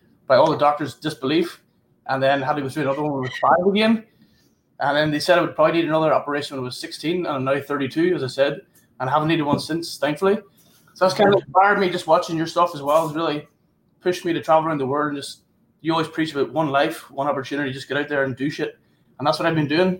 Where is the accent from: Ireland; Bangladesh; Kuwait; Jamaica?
Ireland; being Irish